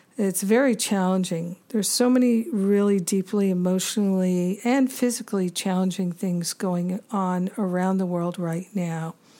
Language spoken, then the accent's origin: English; Rhode Island, United States; moved away as an adult; also born or lived in Boston / Maine / New York City / Los Angeles; I grew up in Rhode Island.